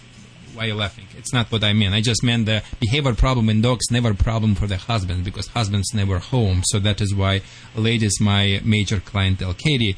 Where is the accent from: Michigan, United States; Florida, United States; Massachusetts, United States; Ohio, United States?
Michigan, United States; accent: Michigan; Sorry for my Michigan accent. I still have it.